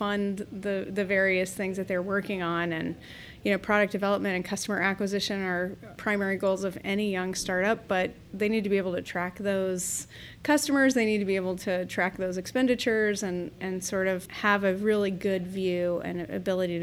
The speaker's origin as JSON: {"language": "English", "town": "Redondo Beach", "region": "California", "country": "United States", "tie": "born or raised there", "also_born_or_lived": "San Diego, California", "moved": "as an adult", "lives_now": "Central Ohio, United States", "said": "I grew up in Southern California."}